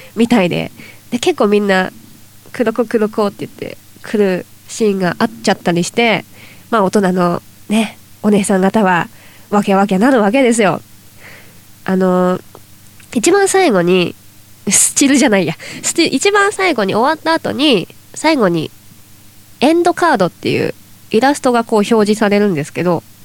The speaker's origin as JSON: {"language": "Japanese", "region": "Toyama", "country": "Japan", "tie": "born or raised there", "said": "うちの地元富山県"}